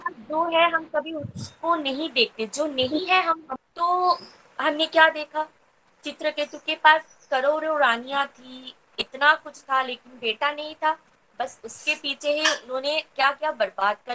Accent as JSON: {"language": "Hindi", "region": "West Bengal", "country": "India", "said": "और मैं वेस्ट बंगाल से बिलोंग करती हूँ"}